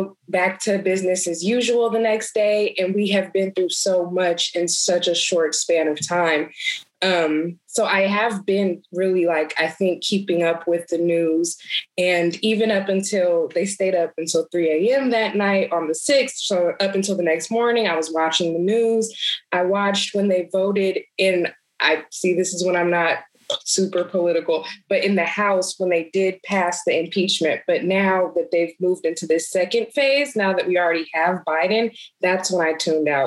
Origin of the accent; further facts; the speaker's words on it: United States; as an American, definitely aware that I'm a Black American